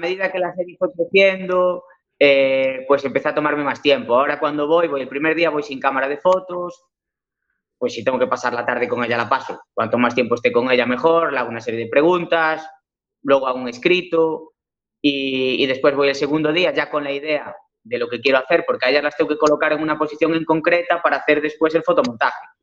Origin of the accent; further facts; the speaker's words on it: Cambre, Galicia, Spain; yo soy gallego, ¿eh? nací en Cambre, viví toda mi vida aquí